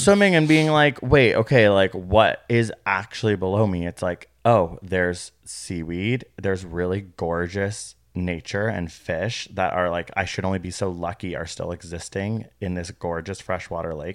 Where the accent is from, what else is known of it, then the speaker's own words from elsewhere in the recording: Canada; We're from Canada.